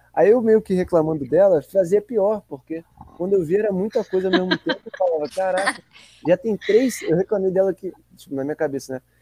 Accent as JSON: {"language": "Portuguese", "region": "Rio de Janeiro", "country": "Brazil", "said": "sendo carioca"}